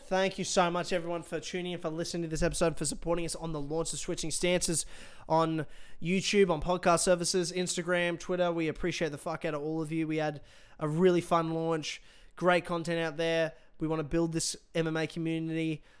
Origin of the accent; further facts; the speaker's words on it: Brisbane, Queensland, Australia; my hometown